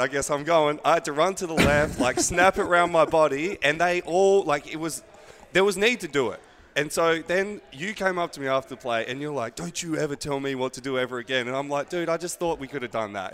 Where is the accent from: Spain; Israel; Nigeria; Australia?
Australia; moved away; I'm from Australia